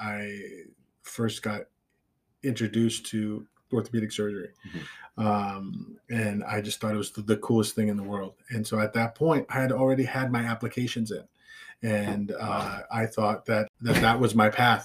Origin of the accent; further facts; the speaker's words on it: Las Vegas, Nevada, United States; moved away as an adult; now in New York, United States; I grew up in Las Vegas